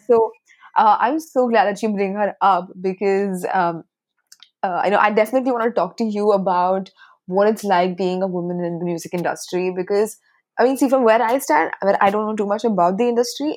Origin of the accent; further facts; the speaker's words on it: Chennai, Tamil Nadu, India; I grew up in Chennai